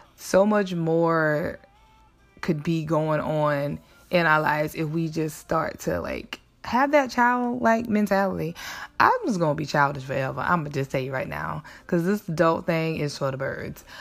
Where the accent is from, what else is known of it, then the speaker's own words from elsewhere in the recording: South Carolina, United States; where I grew up in South Carolina